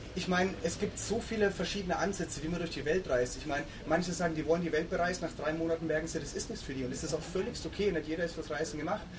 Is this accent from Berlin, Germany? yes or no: no; Würzburg, Bavaria, Germany; moved away as an adult; in Würzburg, wo ich, wo ich aufgewachsen bin